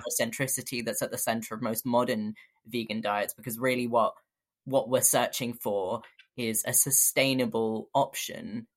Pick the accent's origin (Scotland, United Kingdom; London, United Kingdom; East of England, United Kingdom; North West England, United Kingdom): London, United Kingdom; moved away as an adult; now in Bristol, United Kingdom; I grew up in London